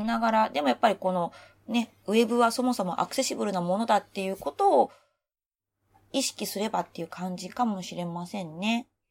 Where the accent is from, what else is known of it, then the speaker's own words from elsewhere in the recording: Osaka, Japan; moved away as an adult; now in Tokyo, Japan; 私が長年大阪で育ち育てられてきた私が東京都民